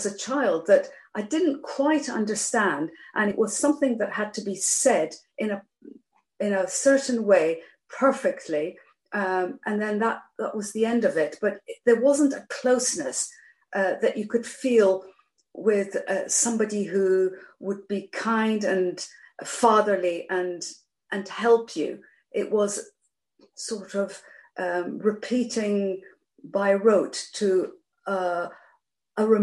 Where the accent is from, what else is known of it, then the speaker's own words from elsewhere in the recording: Geneva, Switzerland; moved away; also born or lived in Iran / Nottingham, England; my sister and I were educated at the international school in Geneva, so that's where we learned English. So I grew up speaking Persian at home, French in the street, and English at school.